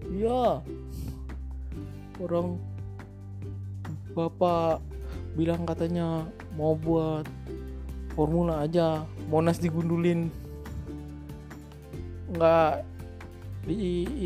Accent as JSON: {"language": "Indonesian", "region": "Jakarta", "country": "Indonesia", "said": "Gua asli Jakarta ya. Udah 39 tahun umur gua."}